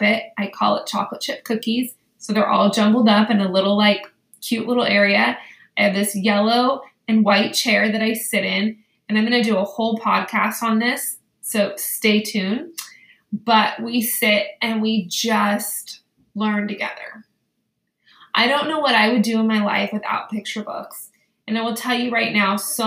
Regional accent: Danville, California, United States; also born or lived in Westlake, California; I grew up in Danville, California, and in Danville I had Mr. Dickieson, and then I lived in Westlake, and I had Mrs. Breslaw

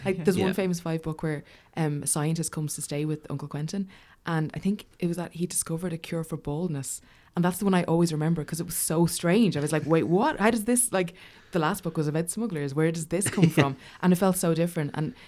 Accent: Dublin, Leinster, Ireland; like for a kid growing up in Dublin.

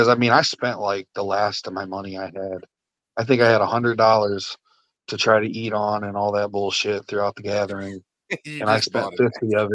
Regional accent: Marseilles, Illinois, United States; moved away as an adult; now in Washington, United States; my little small town of Marseilles, Illinois, that I started

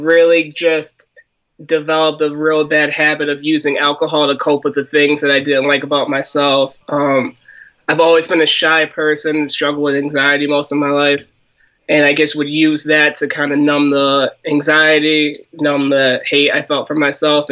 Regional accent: Waterbury, Connecticut, United States; I'm from Connecticut, Waterbury, Connecticut. Been born and raised here.

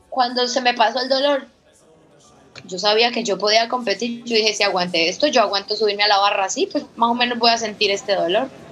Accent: Villavicencio, Meta, Colombia; yo nací pobre como muchos villavicenses, como muchos metenses, como muchos colombianos.

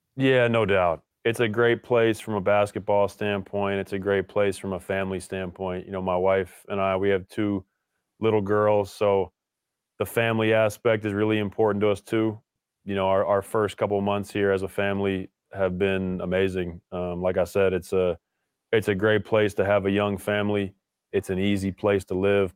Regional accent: Richmond, Virginia, United States; moved away as an adult; also born or lived in Williamstown, Massachusetts; growing up in Richmond, Virginia, going to the same school my entire upbringing

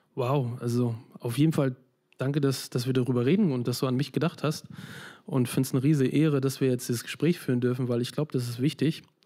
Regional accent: Neustrelitz, Mecklenburg-Vorpommern, Germany; moved away; also born or lived in Switzerland; ich bin 82 geboren in der DDR, in wow. einer kleinen Stadt Neustrelitz, das jetzige Mecklenburg-Vorpommern

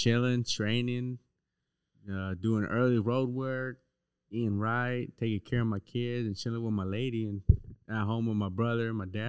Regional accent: San Diego, California, United States; I grew up in San Diego in the North Park neighborhood. I got family all around San Diego, but my family is mostly from Golden Hills. But I mostly lived around my grandma's house in South Park.

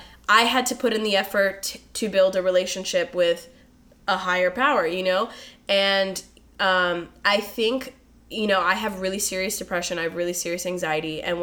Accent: East Coast, United States; moved away as an adult; I grew up on the East Coast for 19 years, moved out here

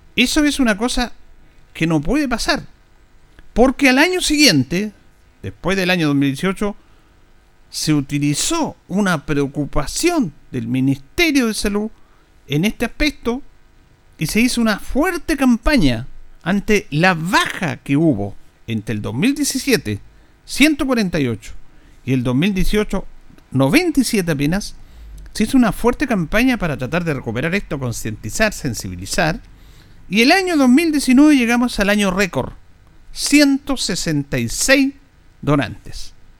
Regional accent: Chile

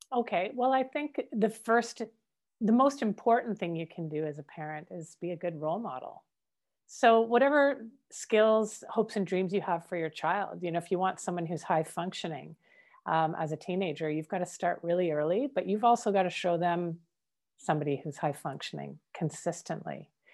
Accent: Canada; I'm Canadian born

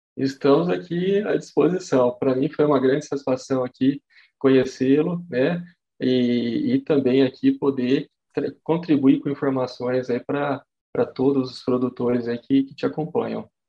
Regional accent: Jabuticabal, São Paulo, Brazil; eu sou natural aqui de Jabuticabal, né?

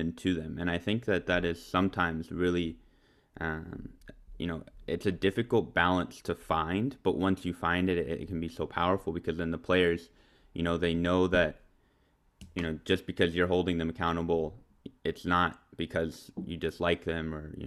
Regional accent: United States; as an American

